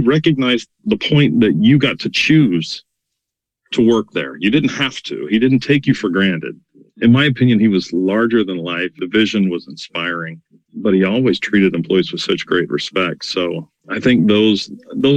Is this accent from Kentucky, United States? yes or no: no; Norman, Oklahoma, United States; I grew up in Norman, Oklahoma